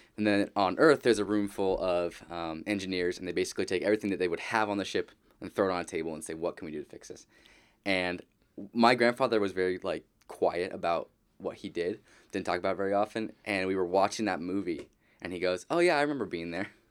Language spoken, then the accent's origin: English; Southern California, United States; I grew up here in Southern California.